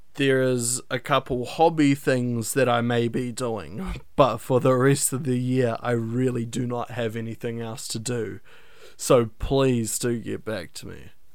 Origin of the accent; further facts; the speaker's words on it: New Zealand; I'm from New Zealand